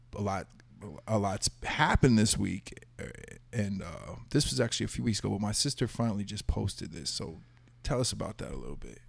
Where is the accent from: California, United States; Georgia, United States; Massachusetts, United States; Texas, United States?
Texas, United States; growing up in Texas